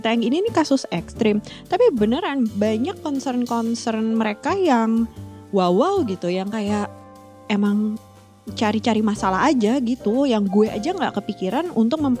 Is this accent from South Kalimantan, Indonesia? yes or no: no; Jakarta, Indonesia; now in Leuven, Belgium; kebayangkan gue yang lahir dan besar di Jakarta dan biasa gitu ke kantor lamanya satu jam perjalanan buat mereka 30 menit itu udah long distance